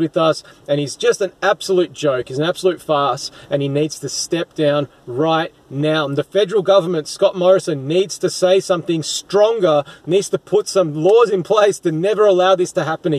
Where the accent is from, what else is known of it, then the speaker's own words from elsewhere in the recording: Melbourne, Victoria, Australia; my hometown in Melbourne, in Victoria, Australia